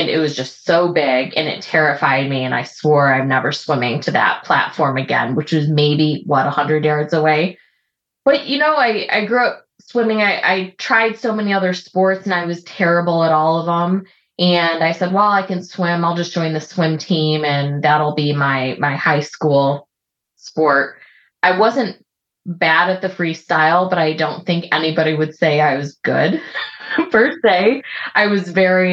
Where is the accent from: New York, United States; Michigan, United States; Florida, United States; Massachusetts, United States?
Michigan, United States; now in Seattle, United States; I grew up in Michigan and grew up, you know, in the lakes there